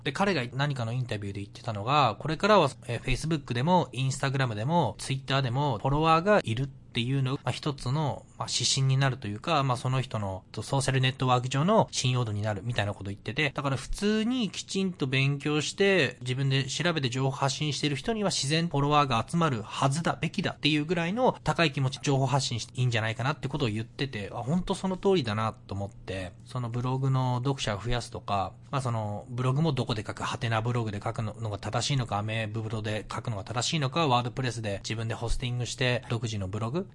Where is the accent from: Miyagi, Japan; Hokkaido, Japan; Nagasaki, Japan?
Miyagi, Japan; now in Vancouver, Canada; 僕は今、えっと、地元の宮城県離れて、もうバンクーバー住んでます